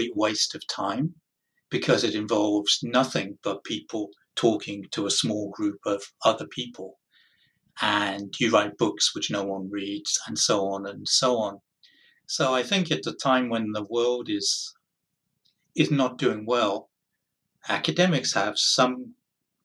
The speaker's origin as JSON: {"language": "English", "country": "United Kingdom", "tie": "born or raised there", "moved": "as an adult", "lives_now": "United States", "said": "born in Britain, moved to the United States 22 years ago, quite a long time."}